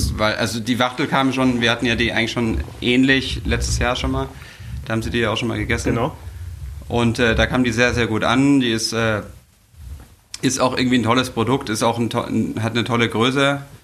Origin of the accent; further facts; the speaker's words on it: Bavaria, Germany; moved away as an adult; now in Hamburg, Germany; ich komme aus Bayern